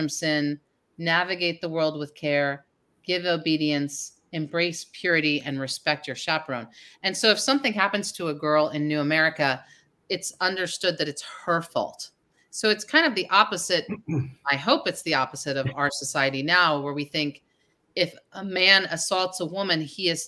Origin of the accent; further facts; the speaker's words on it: New Jersey, United States; I grew up in New Jersey